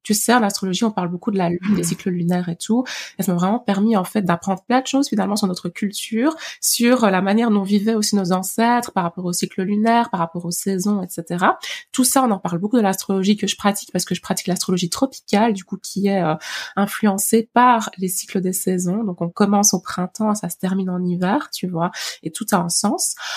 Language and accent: French; Liège, Wallonia, Belgium; j'ai grandi vraiment à Liège Centre